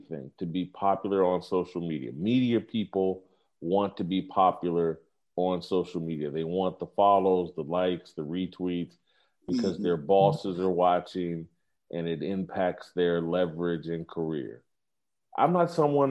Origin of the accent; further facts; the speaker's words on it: Indianapolis, Indiana, United States; moved away as an adult; also born or lived in Kansas City / Los Angeles; the same neighborhood I grew up in Indianapolis, went to my high school